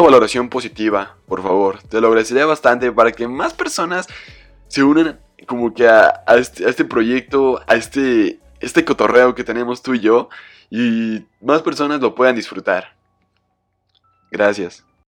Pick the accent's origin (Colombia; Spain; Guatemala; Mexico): Mexico; como latino, como mexicano